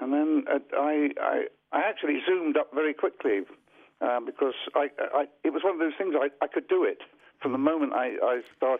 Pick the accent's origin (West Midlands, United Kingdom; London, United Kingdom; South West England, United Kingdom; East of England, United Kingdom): London, United Kingdom; Well, London. {S1} Right. {S2} I was born in a street called Stanhope Street.